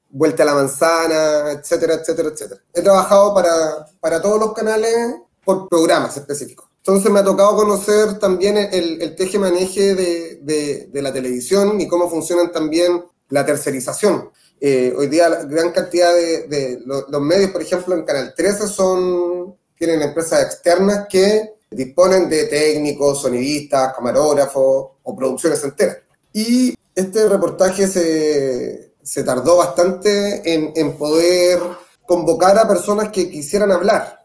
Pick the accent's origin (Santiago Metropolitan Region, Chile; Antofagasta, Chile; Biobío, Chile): Biobío, Chile; Concepción; Soy periodista de Concepción